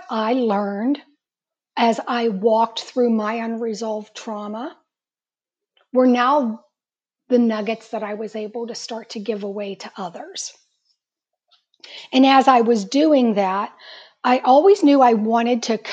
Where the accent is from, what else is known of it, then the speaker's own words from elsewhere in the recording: Pittsburgh, Pennsylvania, United States; I am from Pittsburgh